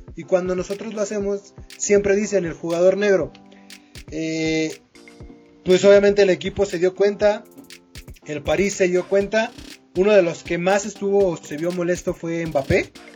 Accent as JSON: {"language": "Spanish", "country": "Mexico", "said": "como mexicano"}